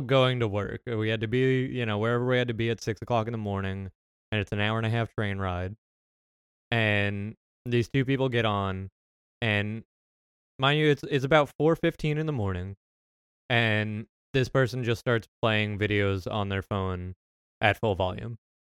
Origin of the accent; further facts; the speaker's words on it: United States; my American citizenship